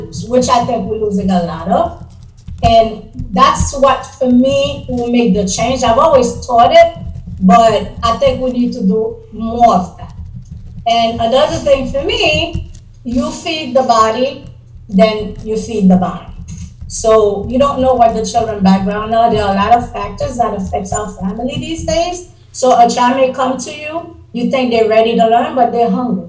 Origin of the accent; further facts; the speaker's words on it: Haiti; also born or lived in New York, United States; now in Florida, United States; I am originally from Haiti. I spent 32 years in New York, and now I'm here in Florida.